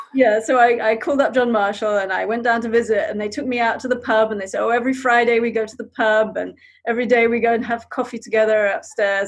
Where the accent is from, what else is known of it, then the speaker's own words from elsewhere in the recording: Zambia; moved away; I grew up in Zambia.